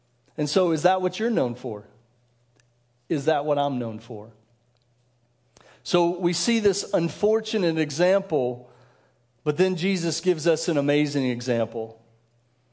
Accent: Denver, Colorado, United States; moved away as an adult; also born or lived in Kansas; I grew up in Denver, so I grew up during the years of Elway

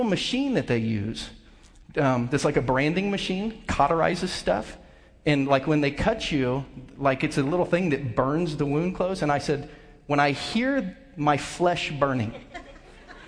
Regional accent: Southern Ohio, United States; now in Lee's Summit, United States; I grew up country boy in Southern Ohio

